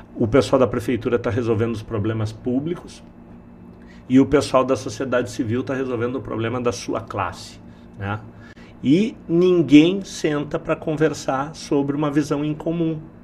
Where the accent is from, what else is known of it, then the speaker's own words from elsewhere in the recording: Porto Alegre, Rio Grande do Sul, Brazil; also born or lived in Palmeira das Missões; eu sou de Porto Alegre, na verdade nasci em Palmeira das Missões